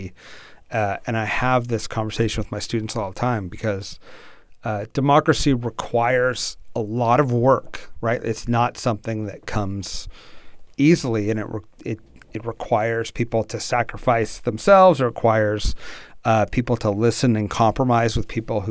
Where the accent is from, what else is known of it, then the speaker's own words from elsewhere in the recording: United States; I'm from the States